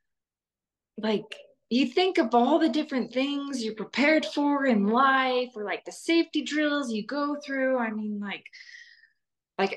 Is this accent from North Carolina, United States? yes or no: no; Salt Lake City, Utah, United States; I grew up in Salt Lake City, Utah